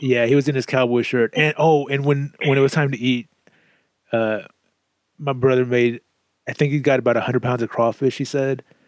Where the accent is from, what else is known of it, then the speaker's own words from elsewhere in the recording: Southeast Texas, United States; moved away as an adult; also born or lived in Kansas; I moved from Southeast Texas to Kansas following my job at the post office, and it was there that I just became super miserable. One, I missed my family. Two, I missed Texas.